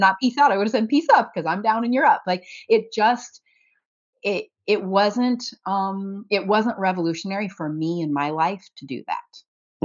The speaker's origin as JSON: {"language": "English", "region": "about two hours north of Indianapolis", "country": "United States", "tie": "born or raised there", "said": "my hometown"}